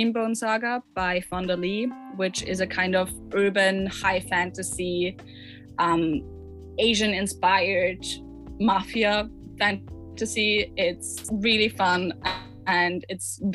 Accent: Austria; English is a second language; also born or lived in Vienna; if it wasn't apparent yet from my accent, I am not from America or the UK. I am from Austria. I live in Vienna

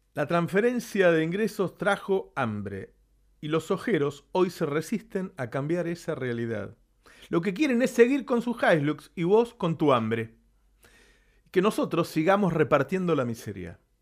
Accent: Argentina; somos argentinos

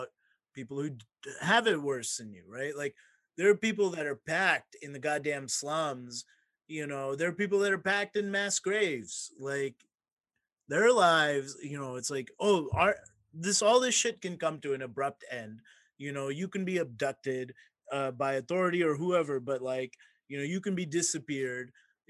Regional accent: Mississippi, United States; I'm also growing up in Mississippi

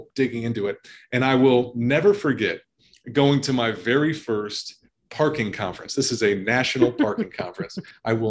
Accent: Chicago, Illinois, United States; originally born and raised in the Chicagoland area

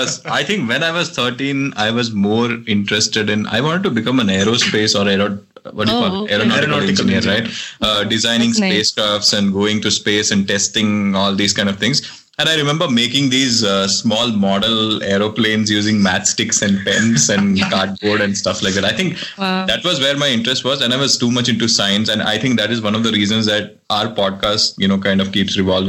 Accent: Kerala, India; also born or lived in Delhi; before moving to Kerala, we were in Delhi. So I was born in Delhi and I had done my third standard till Delhi. So when I came back to Kerala, we had to find a CBSE school

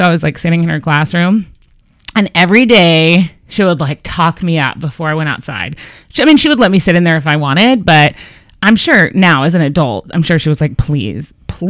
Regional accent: Texas, United States; moved away; as a Texan

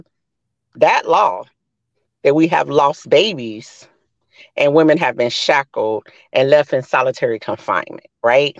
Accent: Missouri, United States; also born or lived in Florida; I'm from Missouri. I did my time in Missouri

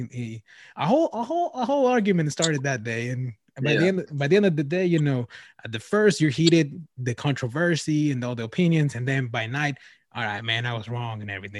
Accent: Wisconsin, United States; Oh, I'm from Wisconsin.

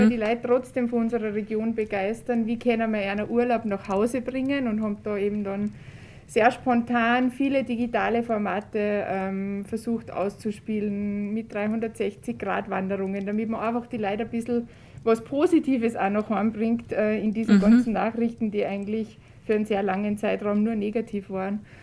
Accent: Saalfelden, Salzburg, Austria; gebürtig aus Saalfelden

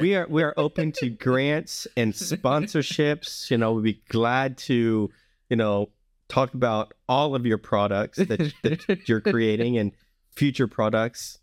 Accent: the South, United States; I grew up in the South, um, where people tend to be friendlier

